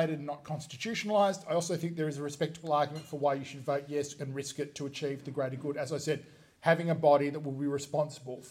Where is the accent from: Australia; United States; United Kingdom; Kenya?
Australia; we as Australians